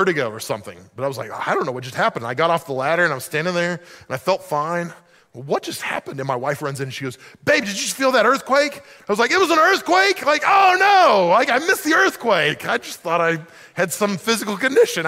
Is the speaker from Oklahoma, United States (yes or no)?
yes; Oklahoma, United States; moved away as an adult; I grew up in Oklahoma